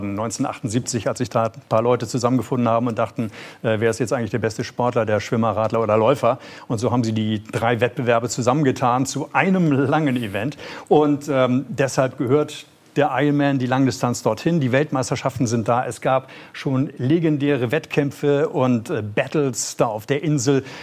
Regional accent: Northern Germany, Germany; natürlich als Norddeutscher, der ich dann ja doch bin, Schleswig-Holsteiner oder Hamburger, egal, als Norddeutscher bin ich natürlich unverkleidet darunter gefahren

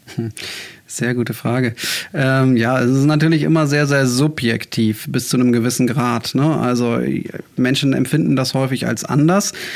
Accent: Bremen, Germany; also born or lived in Hamburg; ich äh, bin gebürtiger Bremer, bin dann zum Studium nach Hamburg gegangen

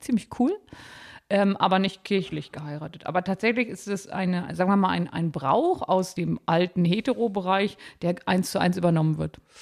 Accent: Harz, Lower Saxony, Germany; ich komme ja aus Niedersachsen gebürtig

